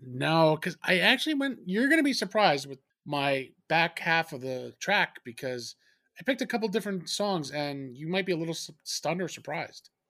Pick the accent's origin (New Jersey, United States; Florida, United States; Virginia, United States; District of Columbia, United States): New Jersey, United States; we're two from Jersey